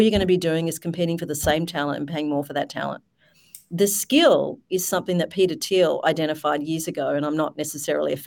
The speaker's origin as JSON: {"language": "English", "country": "Australia", "said": "I'm an Aussie."}